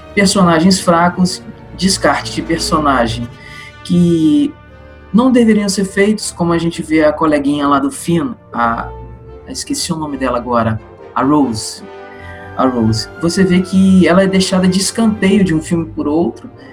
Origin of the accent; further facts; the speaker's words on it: Brazil; sou de Pontes Itabapuana e engenheiro mecânico